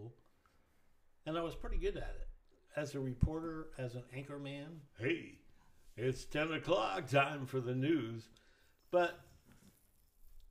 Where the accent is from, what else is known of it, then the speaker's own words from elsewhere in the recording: Willits, California, United States; I grew up in a town called Willits, California